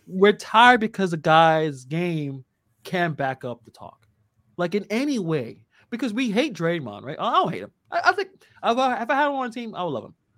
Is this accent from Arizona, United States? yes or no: no; New York City, New York, United States; born and raised in Brooklyn